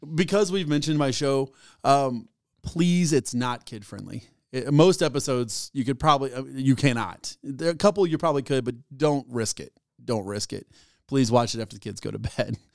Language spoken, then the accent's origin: English; United States; I'm an American